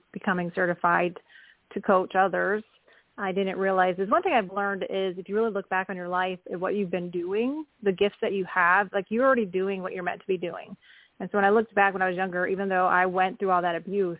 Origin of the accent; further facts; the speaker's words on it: Wisconsin, United States; also born or lived in Oklahoma; now in Kansas, United States; I am calling in from Kansas, and I grew up in Wisconsin